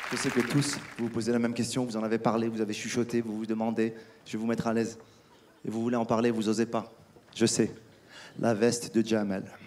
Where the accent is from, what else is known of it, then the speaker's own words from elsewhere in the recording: Casablanca, Casablanca-Settat, Morocco; moved away; also born or lived in France / United States; J'étais à Casa hier, ma ville natale.